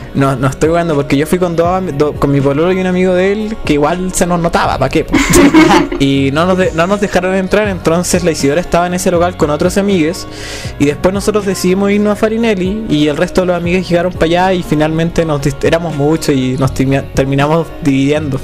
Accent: Calama, Antofagasta, Chile; also born or lived in Santiago; yo no soy de Santiago, yo, yo me fui un tiempo a ir a Santiago. Yo era, de Calama

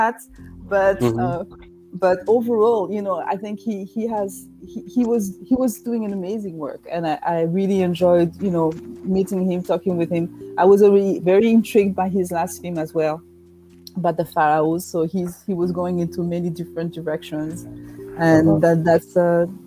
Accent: France; now in United States; I was born in France

